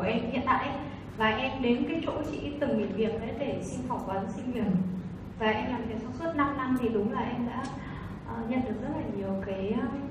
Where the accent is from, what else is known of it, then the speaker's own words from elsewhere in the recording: Hanoi, Vietnam; em đến từ Hà Nội